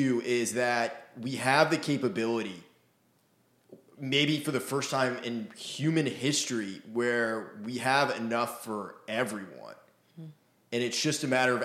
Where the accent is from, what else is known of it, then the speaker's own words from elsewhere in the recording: Maine, United States; I grew up in Maine